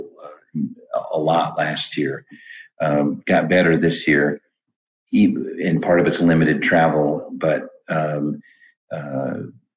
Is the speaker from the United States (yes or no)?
yes; Midwest, United States; now in Atlanta, United States; I grew up in the Midwest with corn and soybeans and hogs and cows